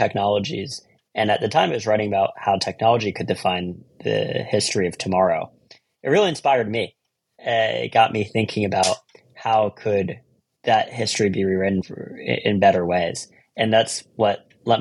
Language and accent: English; Philadelphia, Pennsylvania, United States; moved away as an adult; also born or lived in California; now in New York, United States; I grew up in Philadelphia